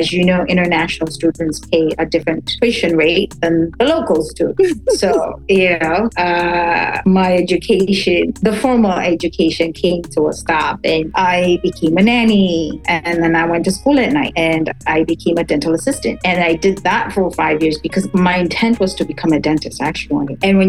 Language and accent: English; Tanzania; It's a beautiful country, but every country in Africa is beautiful.